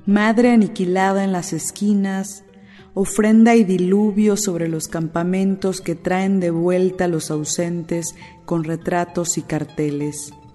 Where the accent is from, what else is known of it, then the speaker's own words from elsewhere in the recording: Córdoba, Veracruz, Mexico; first language Spanish; also born or lived in Ixhuatlán del Café / Boca del Monte; soy de las altas montañas de Veracruz. El náhuatl es mi segunda lengua, mi lengua materna es el español